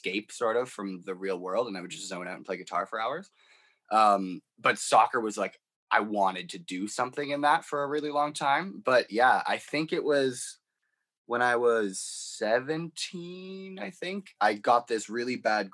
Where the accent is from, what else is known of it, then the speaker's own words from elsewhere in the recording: Canada; growing up in Canada